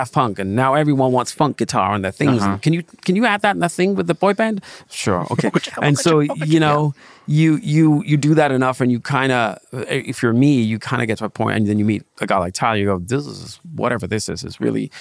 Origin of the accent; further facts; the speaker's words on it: Denmark; moved away as an adult; now in Los Angeles, United States; I grew up in Denmark